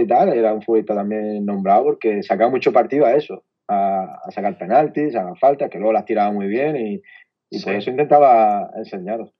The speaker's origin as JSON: {"language": "Spanish", "town": "Almería", "region": "Andalusia", "country": "Spain", "said": "soy de Almería"}